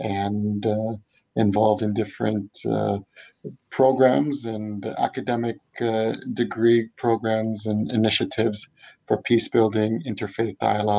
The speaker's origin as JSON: {"language": "English", "country": "United States", "moved": "as an adult", "lives_now": "Lebanon", "said": "I'm an American national, but I'm joining you from Lebanon. And I have been here in Lebanon since 2007."}